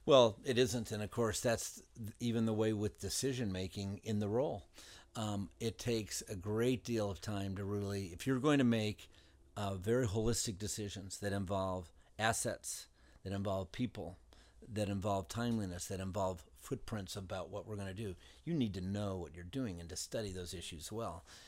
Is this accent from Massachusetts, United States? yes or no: no; southern Indiana, United States; I grew up in Indiana. We lived in southern Indiana